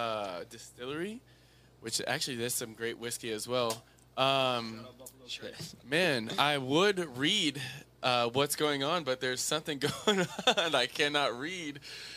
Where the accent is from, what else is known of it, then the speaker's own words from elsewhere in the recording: South Africa; Listen, we're from South Africa, right?